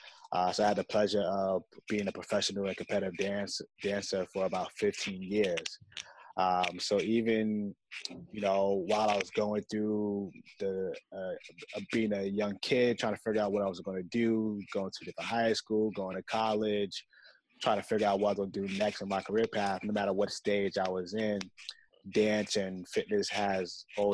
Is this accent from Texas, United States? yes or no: no; New York City, New York, United States; But I grew up in New York City playing a lot of team sports.